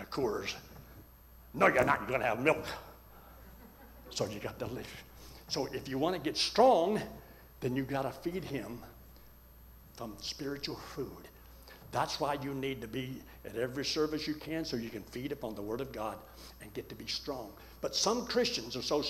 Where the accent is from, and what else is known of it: Colorado, United States